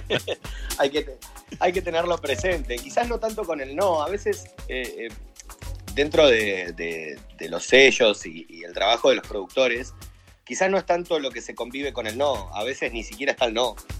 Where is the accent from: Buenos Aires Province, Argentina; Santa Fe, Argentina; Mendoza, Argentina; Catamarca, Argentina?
Buenos Aires Province, Argentina; Chivilcoy; soy de Chivilcoy, provincia de Buenos Aires, Argentina.